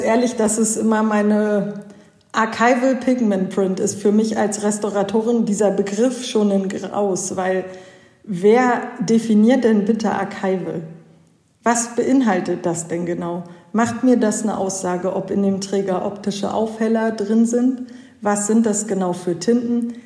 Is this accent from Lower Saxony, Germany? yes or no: yes; Hanover, Lower Saxony, Germany; moved away as an adult; also born or lived in Switzerland; Also ich komme auch eigentlich hier aus der Gegend Hannover